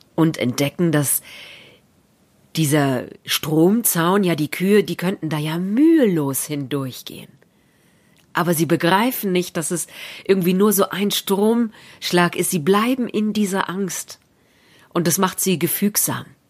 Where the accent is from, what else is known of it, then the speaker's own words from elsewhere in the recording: Berlin, Germany; In Berlin, da wo ich herkomme, würde man sagen JWD